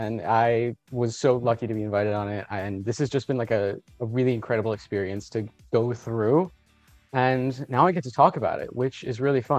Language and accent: English; Colombia; now in South Florida, United States; So I'm Colombian. I was born in Colombia. I moved to the United States and I currently live in South Florida.